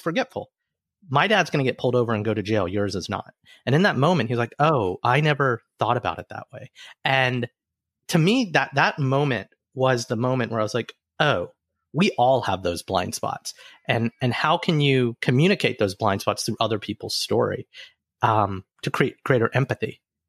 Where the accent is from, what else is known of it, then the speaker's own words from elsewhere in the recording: Alabama, United States; moved away as an adult; also born or lived in Cincinnati / Singapore; I grew up in Alabama, but before that, my parents are both immigrants. Both are Indian ethnically.